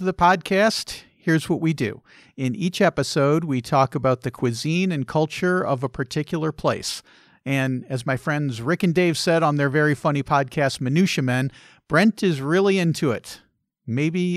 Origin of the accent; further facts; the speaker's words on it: Chicago, Illinois, United States; I grew up in Chicagoland